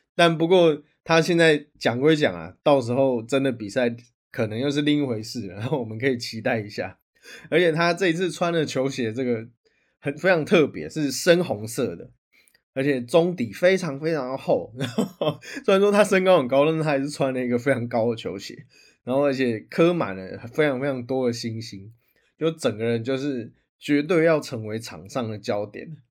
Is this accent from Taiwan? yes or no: yes; Taiwan; 我们台湾人